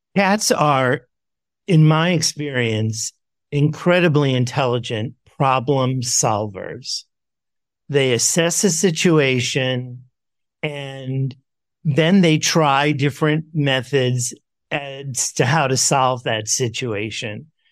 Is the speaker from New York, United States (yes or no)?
yes; New York City, New York, United States; I grew up in New York City